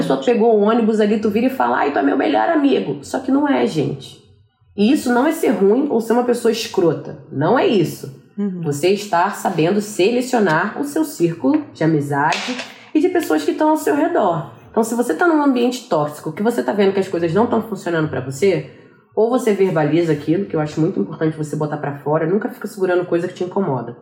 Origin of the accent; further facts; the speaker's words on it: Brazil; moved away as an adult; now in New York, United States; como uma boa brasileira faladeira, fazer uma segunda família aqui